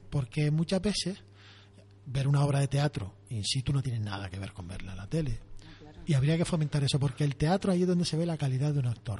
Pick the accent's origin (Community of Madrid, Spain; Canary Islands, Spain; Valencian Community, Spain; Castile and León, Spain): Canary Islands, Spain